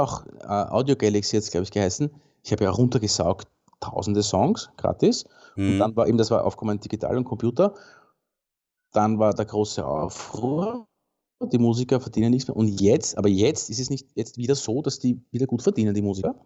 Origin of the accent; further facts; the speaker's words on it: Baden, Lower Austria, Austria; im Baden, in meiner Heimat